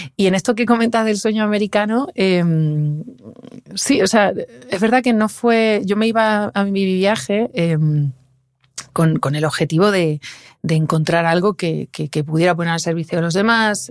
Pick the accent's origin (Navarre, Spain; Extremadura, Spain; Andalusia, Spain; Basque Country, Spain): Extremadura, Spain; Fregenal de la Sierra; mi tierra, que es, que es Fregenal de la Sierra y que es el pueblo también de Nuria